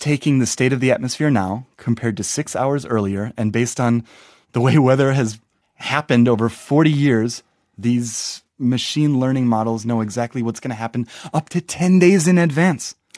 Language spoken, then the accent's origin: English; Wisconsin, United States; I'm from Wisconsin